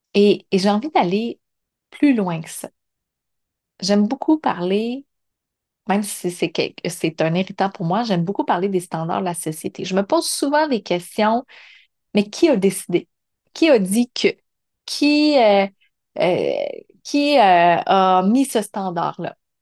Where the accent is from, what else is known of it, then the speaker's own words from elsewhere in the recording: Montreal region, Quebec, Canada; l'intention était de revenir dans la région de Montréal